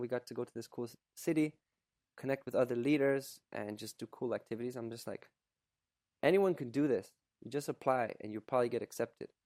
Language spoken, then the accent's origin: English; Canada; also born or lived in Poland / Germany / Quebec; by the time I was two, we moved, we emigrated to Canada